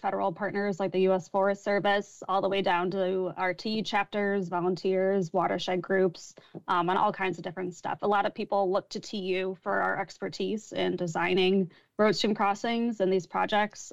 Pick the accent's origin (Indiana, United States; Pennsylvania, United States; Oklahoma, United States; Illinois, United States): Illinois, United States; Chicago; moved away as an adult; also born or lived in Michigan; I grew up in Chicago.